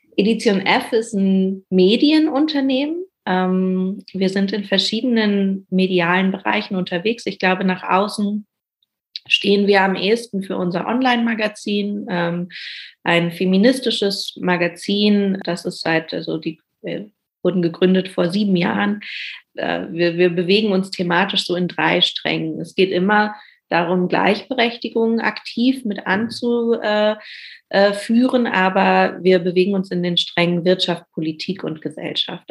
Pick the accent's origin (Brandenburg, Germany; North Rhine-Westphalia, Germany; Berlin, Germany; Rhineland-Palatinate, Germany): Berlin, Germany; gebürtige Berlinerin, lebe auch immer noch hier